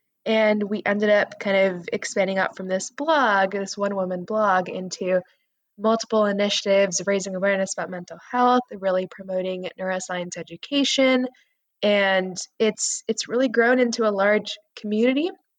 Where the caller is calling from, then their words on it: Northern California, United States; I'm calling in from Northern California right now.